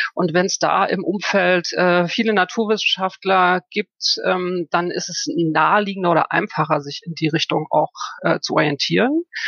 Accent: Germany; moved away as an adult; also born or lived in Frankfurt am Main; Ich bin in der DDR groß geworden

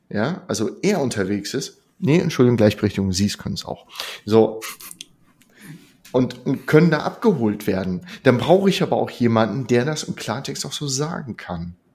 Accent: Northern Germany, Germany; Ich komme aus dem Norden und da heißt es schön, wer auf dem Surfbrett nach einer Welle immer noch draufsteht, der hat recht gehabt.

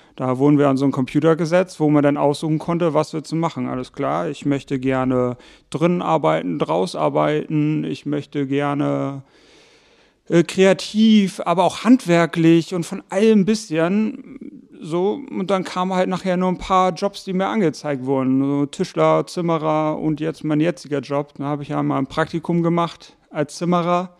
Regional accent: Hamburg, Germany; moved away; also born or lived in Buchholz in der Nordheide, Lower Saxony; geboren in Hamburg, aufgewachsen dann Teil in Hamburg-Bramfeld. Irgendwann ging es dann mit der Familie nach Buchholz in der Nordheide

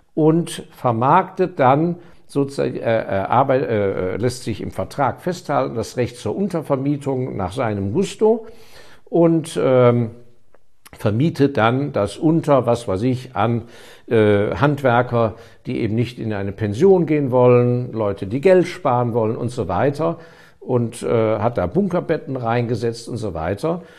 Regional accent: Germany; ich bin Deutscher

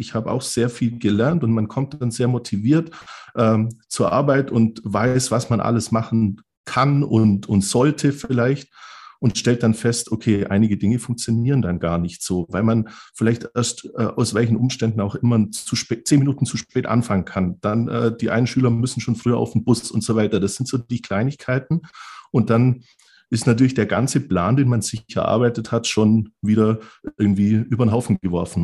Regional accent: Southern Germany, Germany; bei uns im Süden Deutschlands

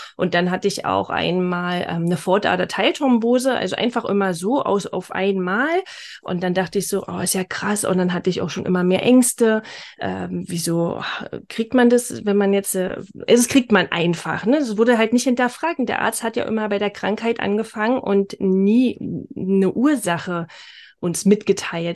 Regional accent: Berlin, Germany; accent: Berlin dialect; komme aus, äh, aus Berlin. Jetzt wohnen wir zwar im Norden von Berlin, ähm, aber ursprung, ursprünglich Berlinerin, also äh, verzeiht mir mein Akzent, mein Dialekt

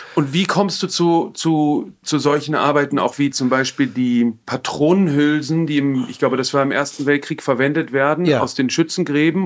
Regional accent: Frankfurt, Hesse, Germany; Ich bin in Frankfurt groß geworden

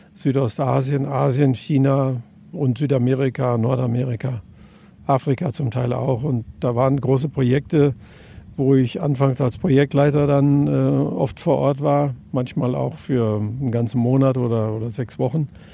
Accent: near the Ruhr area, North Rhine-Westphalia, Germany; Ich komme aus der Nähe vom Ruhrgebiet

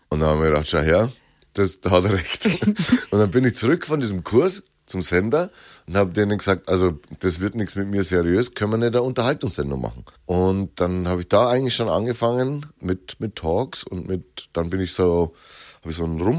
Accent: Bavaria, Germany; accent: Lower Bavarian; dass man mich, glaube ich, gut versteht und trotzdem hört, wo ich herkomme. Und das Oberbayerische sagt man ja, ist die edlere Variante und das Niederbayerische wäre das gröbere.

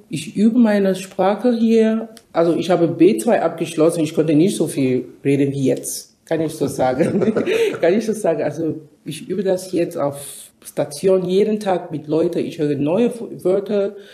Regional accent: Cameroon; moved away as an adult; also born or lived in United States; now in Germany; ich komme ursprünglich aus Kamerun, da bin ich geboren. Ich habe meine Ausbildung in Kamerun abgeschlossen, habe ich auch ein Studium abs äh, absolviert in Kamerun. Dann bin ich nach Amerika äh, gegangen

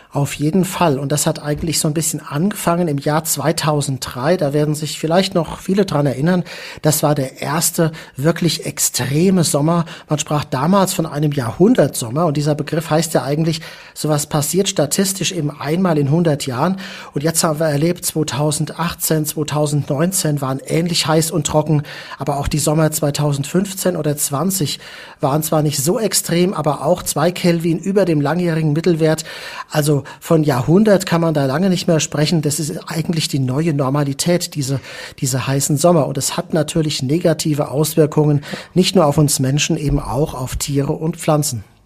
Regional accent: Mainz, Rhineland-Palatinate, Germany; Ich komme ja aus Mainz, äh, bin da auch aufgewachsen

